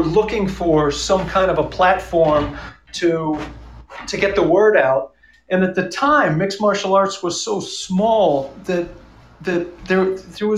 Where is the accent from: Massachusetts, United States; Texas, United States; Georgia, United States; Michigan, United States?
Massachusetts, United States; in my home state